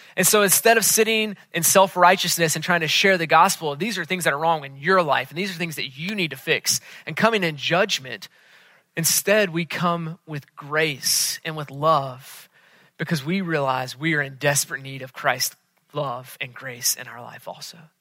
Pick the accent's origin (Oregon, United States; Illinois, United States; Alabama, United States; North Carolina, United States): North Carolina, United States; Charlotte; moved away; I was back in Charlotte, which is my hometown.